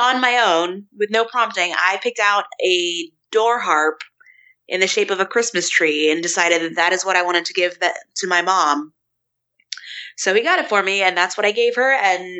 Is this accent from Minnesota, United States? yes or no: no; West Virginia, United States; I'm from West Virginia. I'm from Appalachia. You know, I have family that grew up very, very poor.